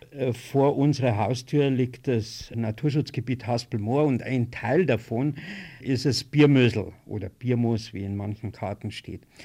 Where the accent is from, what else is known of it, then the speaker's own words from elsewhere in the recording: Hörbach, Bavaria, Germany; meinem Heimatort Hörbach